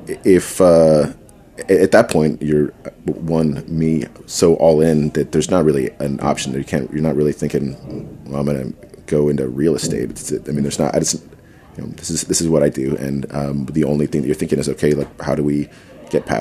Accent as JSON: {"language": "English", "region": "Southwest", "country": "United States", "said": "I'm from the Southwest"}